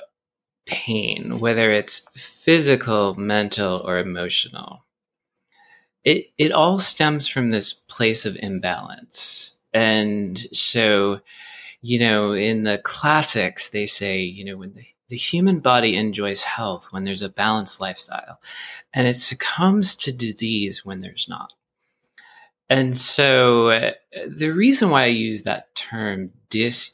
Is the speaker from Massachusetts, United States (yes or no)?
yes; Boston, Massachusetts, United States; now in Brooklyn, New York, United States; I grew up in Boston.